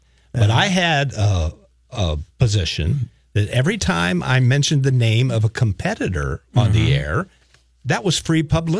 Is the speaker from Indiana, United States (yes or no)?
yes; Indiana, United States; now in Minnesota, United States; I'm from Indiana.